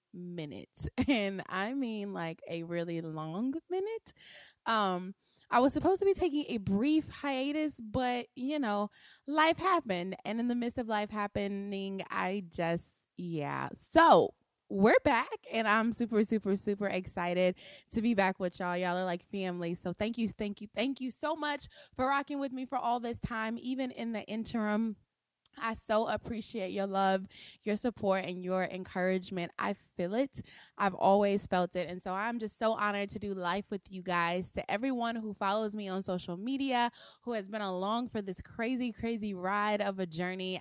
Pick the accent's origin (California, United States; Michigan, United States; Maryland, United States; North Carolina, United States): California, United States; Compton; moved away; I was born in Compton, California, at a little house, um, on Pearl Street